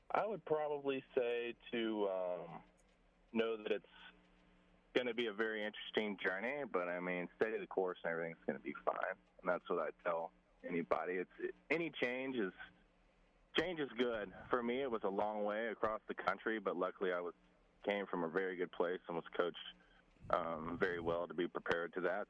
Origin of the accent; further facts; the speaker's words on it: Saraland, Alabama, United States; moved away as an adult; also born or lived in Stanford, California; to represent Saraland in my hometown